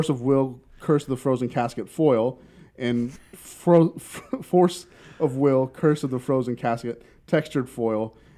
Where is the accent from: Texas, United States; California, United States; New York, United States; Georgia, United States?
Texas, United States; Springtown; We grew up together out in Springtown, Texas.